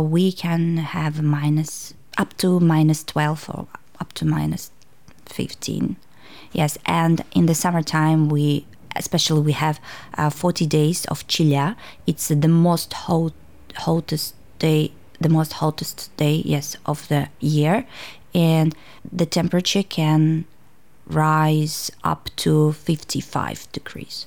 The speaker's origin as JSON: {"language": "English", "town": "Tashkent", "country": "Uzbekistan", "tie": "born or raised there", "second_language": "English", "moved": "as an adult", "lives_now": "Hobart, Australia", "said": "I'm from Uzbekistan, Tashkent, and I came uh, to Tasmania almost three years ago"}